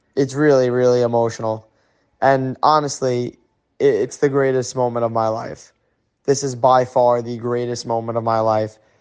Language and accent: English; New York, United States; I'm from New York